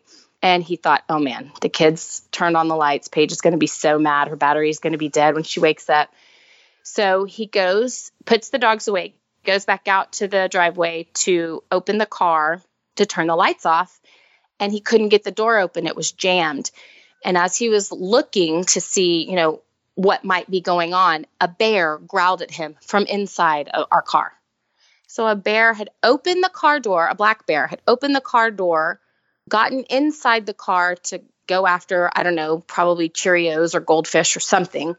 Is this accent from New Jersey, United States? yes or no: no; Texas, United States; We're from Texas